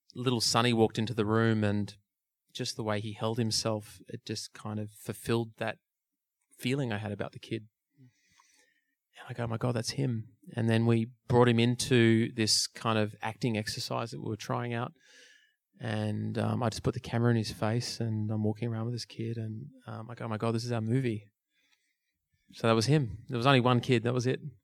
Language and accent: English; Melbourne, Victoria, Australia; my hometown. … was playing in Melbourne